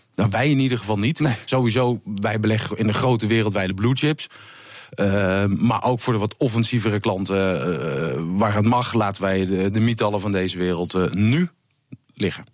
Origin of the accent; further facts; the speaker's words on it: Netherlands; als Nederlander